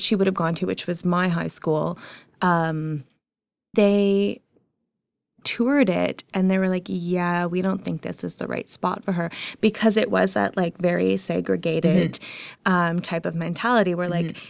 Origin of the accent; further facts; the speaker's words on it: Ajax, Ontario, Canada; I grew up in Ajax